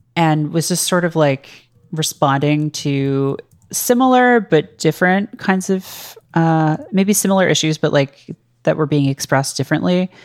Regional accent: Canada; moved away as an adult; now in United States; one of the weird things about being Canadian is, like, you share a lot of culture with the U S

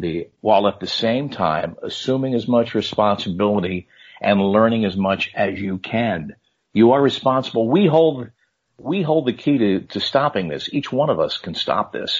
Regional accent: New Jersey, United States; growing up in North Jersey

